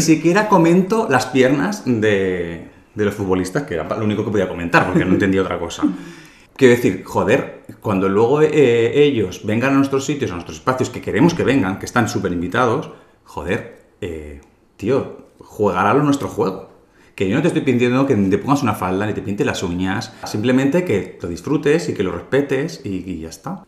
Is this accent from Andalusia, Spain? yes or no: no; Calahorra, La Rioja, Spain; now in Madrid, Spain; mi pueblo